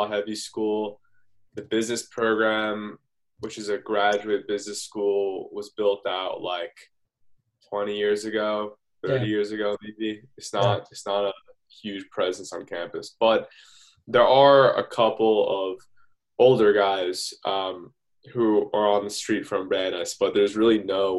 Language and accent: English; Stamford, Connecticut, United States; I'm from Stamford, Connecticut